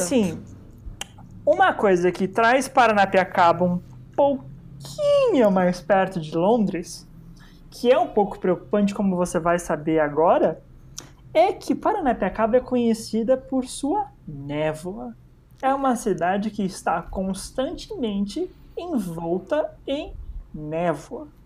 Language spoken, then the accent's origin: Portuguese; ABC Paulista, São Paulo, Brazil; eu cresci e moro no, no ABC